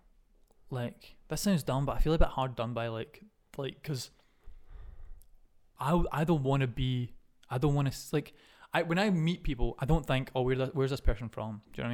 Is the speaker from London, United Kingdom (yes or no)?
no; Scotland, United Kingdom; I'm from the UK